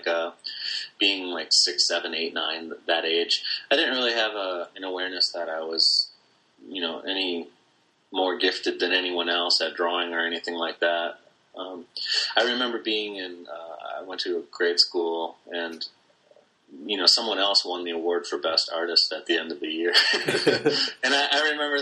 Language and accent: English; Cedarburg, Wisconsin, United States; I grew up north of Milwaukee in a little town called Cedarburg